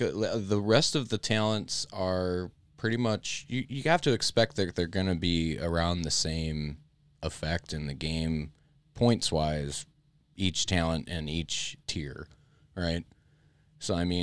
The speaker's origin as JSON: {"language": "English", "region": "Midwest", "country": "United States", "said": "I'm from the Midwest and up north enough that I could probably hang out and talk Canadian with Dave"}